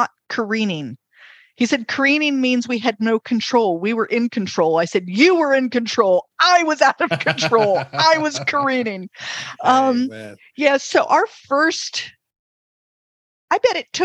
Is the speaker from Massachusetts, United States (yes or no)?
no; North Carolina, United States; I'm from North Carolina